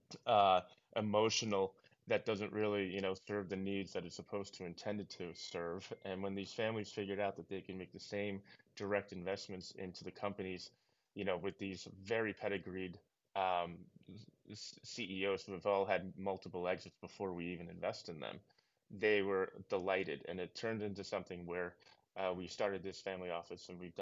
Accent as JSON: {"language": "English", "region": "New York", "country": "United States", "said": "I'm originally from New York"}